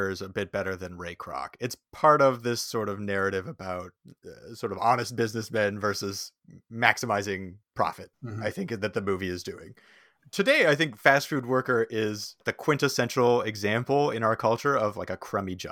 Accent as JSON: {"language": "English", "town": "Saskatoon", "region": "Saskatchewan", "country": "Canada", "tie": "born or raised there", "said": "I grew up in Saskatoon"}